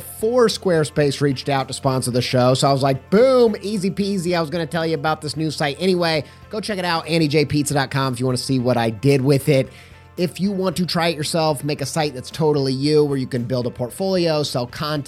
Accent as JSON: {"language": "English", "region": "Indiana", "country": "United States", "said": "I'm from Indiana."}